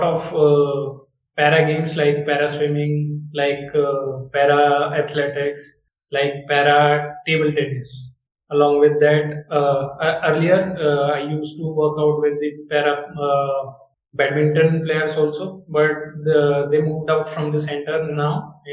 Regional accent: Baghpat district, Uttar Pradesh, India; now in Gandhinagar, India; I am basically born and brought up in Bagpat district, Uttar Pradesh. But my life is currently based out of Gandhinagar, Gujarat

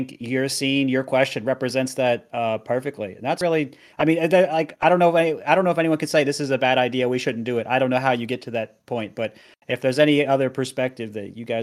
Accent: Colorado, United States; I've lived in Colorado for all my life.

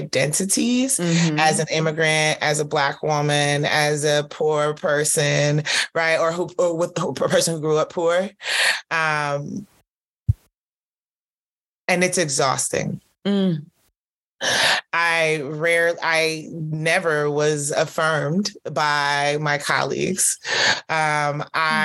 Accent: Atlanta, Georgia, United States; also born or lived in Nigeria / Canada; I was born in Nigeria and raised in Southwest Atlanta

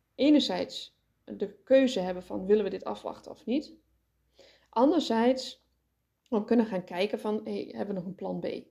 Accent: Netherlands; ons als Nederlanders

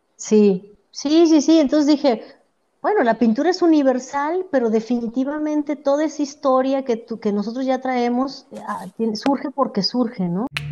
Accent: Mexico; also born or lived in Edmonton, Canada; nosotros venimos de México

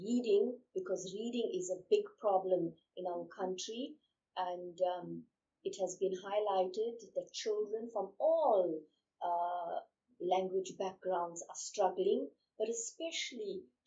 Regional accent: South Africa; first language Urdu and isiZulu; English is a second language; I spoke Urdu, which is my heritage language. And I also spoke isiZulu, which was the language in the community in which I lived. So I lived in a farming community

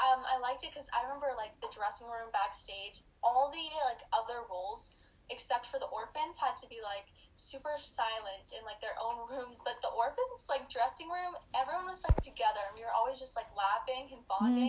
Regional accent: Seattle, Washington, United States; born there; also born or lived in New York; now in Los Angeles, United States; I was born in Seattle, actually, but then I moved to New York, and I did theater there up until last year, and now I'm signed for TV and film in Los Angeles.

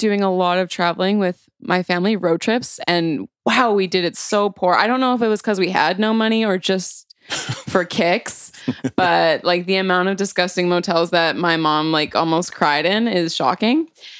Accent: South East England, United Kingdom; I grew up in Surrey, so you know, I've heard of a lot of drugs

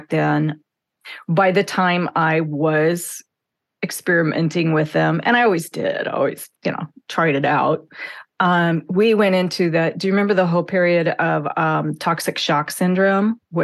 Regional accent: the Northwest, Pacific Northwest, United States; I grew up in the Northwest

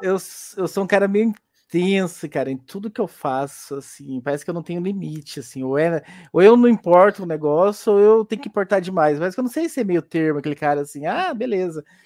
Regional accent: Goianésia, Goiás, Brazil; moved away; eu sou de Goianésia, Goiás

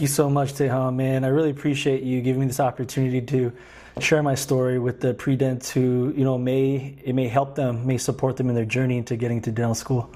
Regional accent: Guam; moved away as an adult; I was born and raised in Guam for about twenty years of my life

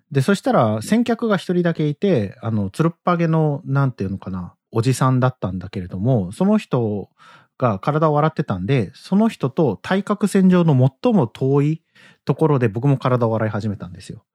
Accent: Kyushu, Oita, Japan; 僕大分です、九州です

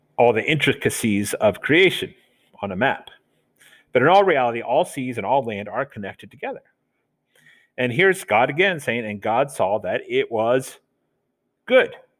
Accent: Delaware, United States; accent: Southern; moved away; us Southerners, when I grew up in Delaware, say water, like there's a D in it

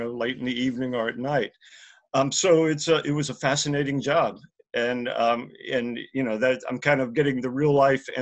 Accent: Hattiesburg, Mississippi, United States; my hometown of Hattiesburg, Mississippi

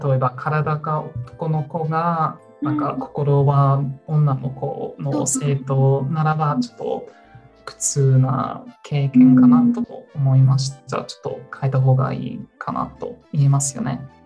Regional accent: New Zealand; Japanese is a second language; moved away as an adult; now in Melbourne, Australia; ニュージーランド出身ですが、この6年間、メルボンに住んでいて

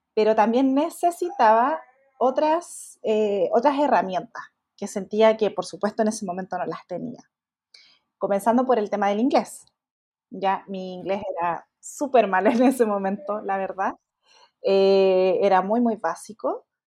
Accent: Chile; Yo soy chilena

